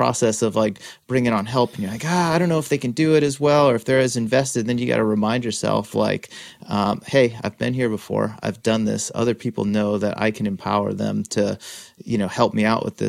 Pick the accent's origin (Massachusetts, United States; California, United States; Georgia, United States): Massachusetts, United States; Worcester; I grew up in Worcester